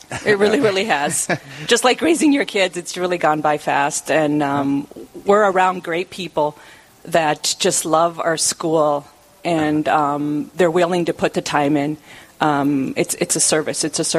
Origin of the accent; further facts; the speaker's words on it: Killdeer, North Dakota, United States; me and my husband, Gary, we're both originally from Kildare.